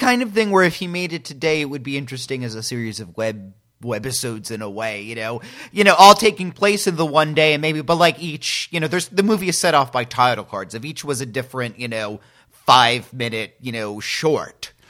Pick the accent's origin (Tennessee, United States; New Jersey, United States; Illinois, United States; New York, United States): New Jersey, United States; Northern; I'm from New Jersey and I work these kind of jobs